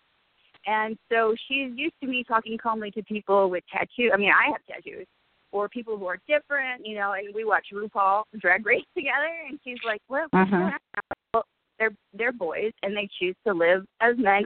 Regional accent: Ann Arbor, Michigan, United States; I am from Ann Arbor

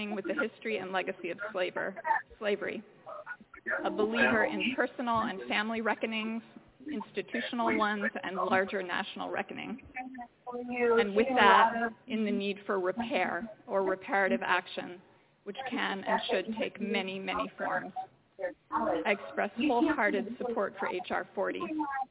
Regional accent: Philadelphia, Pennsylvania, United States; I grew up in Philadelphia, 6 blocks from Independence Hall and the Liberty Bell.

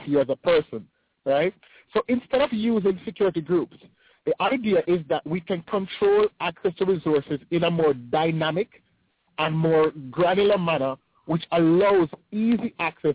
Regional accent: Jamaica; moved away as an adult; now in United States; I'm from the Caribbean, right? So I'm from Jamaica, right? I started with Microsoft in Jamaica.

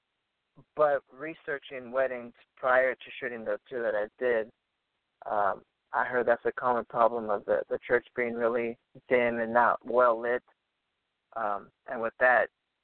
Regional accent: Orange County, California, United States; I'm from Orange County, California

